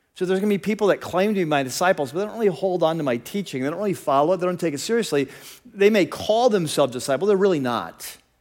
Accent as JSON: {"language": "English", "country": "United States", "also_born_or_lived": "California", "said": "as American Christians"}